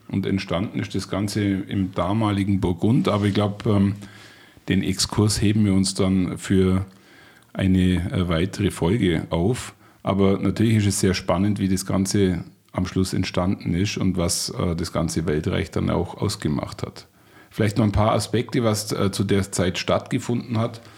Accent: Bavaria, Germany; ich bin Bayer ist meine Heimat

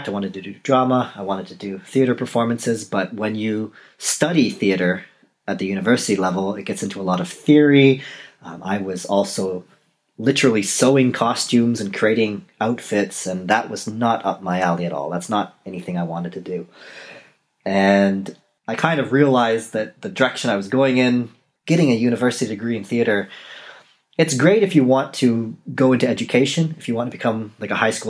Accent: Canada; moved away; I am Canadian. I was born in Canada. It's been a while since I lived in Canada

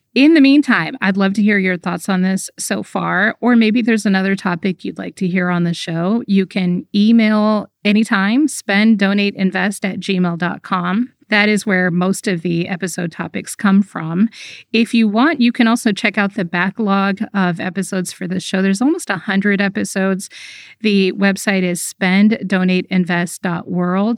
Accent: United States; I grew up in America

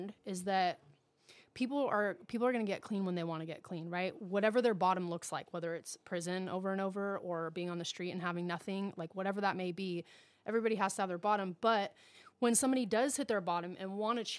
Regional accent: El Cajon, California, United States; moved away as an adult; also born or lived in Grants Pass, Oregon; I'm born and raised in El Cajon

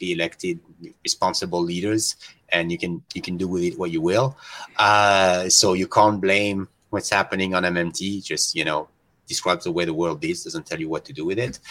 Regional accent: France; moved away as an adult; I come from Europe

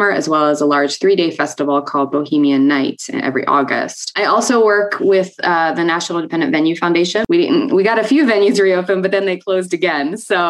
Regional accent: Philadelphia, Pennsylvania, United States; now in Fort Collins, United States; I'm originally from Philadelphia, but I've been in Fort Collins for 4 years

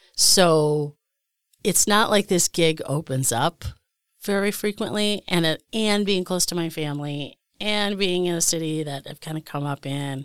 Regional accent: Scranton, Pennsylvania, United States; also born or lived in Pittsburgh, Pennsylvania; now in Milwaukee, United States; I'm originally from Scranton

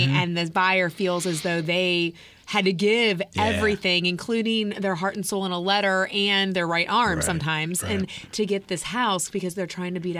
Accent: Pennsylvania, United States; Oh, I grew up outside of Philadelphia, I-95.

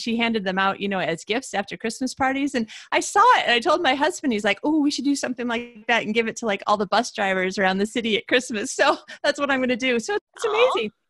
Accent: Michigan, United States; I'm from Michigan

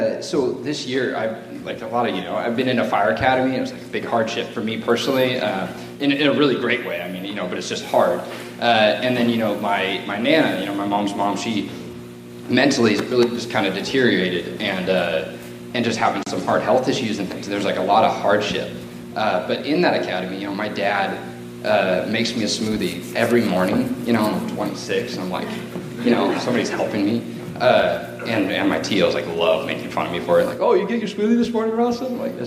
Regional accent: Georgia, United States; moved away as an adult; now in Washington, United States; I'm originally from Georgia, and when I moved here for military purposes

